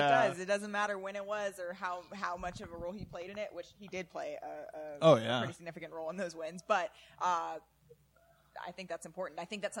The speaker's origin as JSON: {"language": "English", "town": "Oakland", "region": "California", "country": "United States", "tie": "born or raised there", "said": "I'm born and raised in Oakland."}